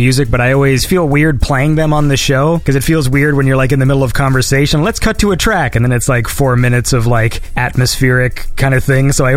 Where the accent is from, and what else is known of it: near Toronto, Ontario, Canada; born or raised there; moved away